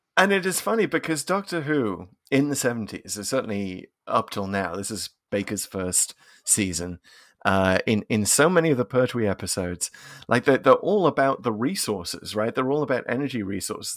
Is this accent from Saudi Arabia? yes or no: no; United Kingdom; as a Brit